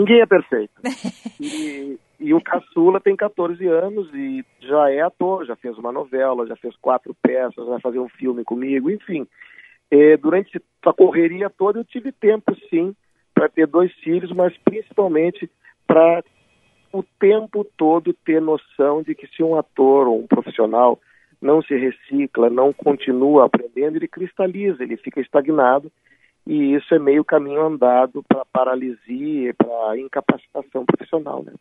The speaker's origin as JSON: {"language": "Portuguese", "town": "Porto Alegre", "region": "Rio Grande do Sul", "country": "Brazil", "tie": "born or raised there", "also_born_or_lived": "São Paulo", "moved": "as an adult", "lives_now": "Rio de Janeiro, Brazil", "said": "eu já moro mais tempo no Rio de Janeiro do que os primeiros 25 anos da minha vida que eu morei em Porto Alegre"}